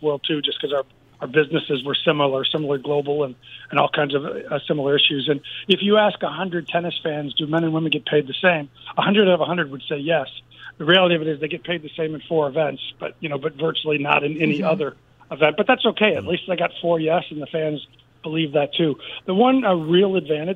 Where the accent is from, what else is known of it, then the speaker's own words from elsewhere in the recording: United States; as an American